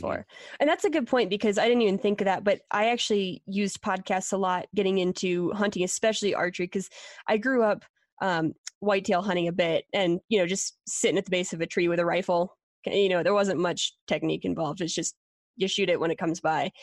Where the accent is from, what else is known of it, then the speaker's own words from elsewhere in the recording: Pennsylvania, United States; moved away as an adult; also born or lived in Colorado; I was from Pennsylvania